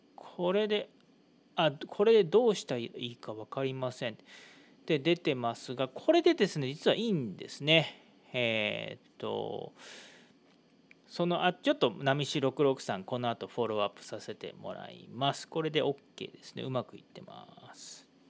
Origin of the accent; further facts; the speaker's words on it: Yokkaichi, Mie, Japan; now in Iwakura, Japan; 僕の地元四日市では